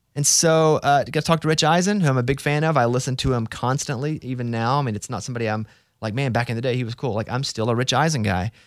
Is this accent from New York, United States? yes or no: no; Arkansas, United States; moved away; I grew up from in Arkansas